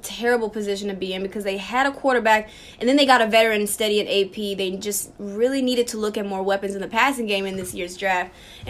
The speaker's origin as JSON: {"language": "English", "town": "Houston", "region": "Texas", "country": "United States", "moved": "as an adult", "lives_now": "Washington, D.C., United States", "said": "I am a graduating senior at the Howard University. I'm from Houston, Texas."}